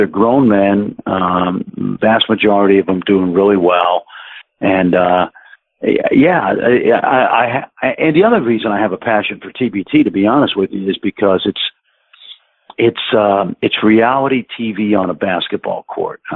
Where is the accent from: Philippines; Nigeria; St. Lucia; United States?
United States; New York City, New York; I grew up in Brooklyn